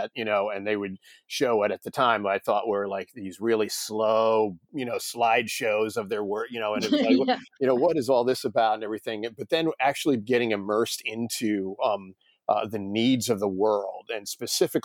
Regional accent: New York, United States; moved away as an adult; also born or lived in Texas; now in Connecticut, United States; I'm originally from New York, born and raised in New York, spent most of my life in New York

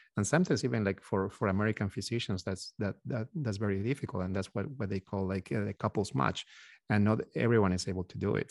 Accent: Peru; moved away as an adult; now in United States; We are originally from Peru, from South America.

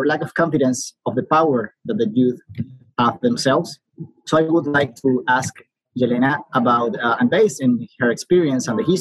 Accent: Caracas, Capital District, Venezuela; I'm from Caracas, Venezuela, and I'm a political leader here in my country

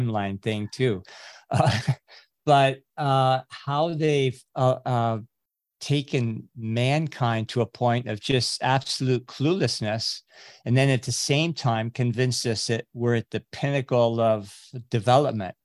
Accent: California, United States; also born or lived in Fiji; I grew up in California.

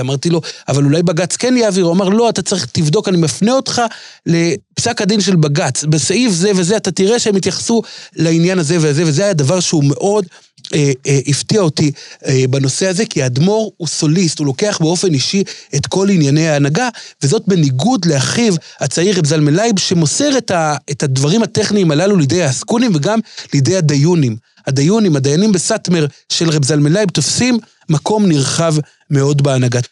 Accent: Jerusalem, Jerusalem District, Israel; אני הייתי ילד בירושלים

